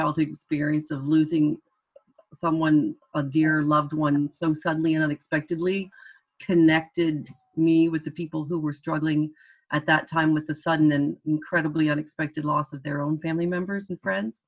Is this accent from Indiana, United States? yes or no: yes; Indiana, United States; accent: American; moved away as an adult; also born or lived in Orlando / Washington, D.C. / Cork; now in Dublin, Ireland; I worked for a Democratic congressman from my home state of Indiana